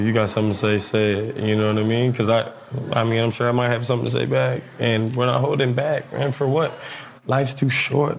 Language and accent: English; Texas, United States; also born or lived in Louisiana; I grew up a lot in Texas, too. My pops is full family from Texas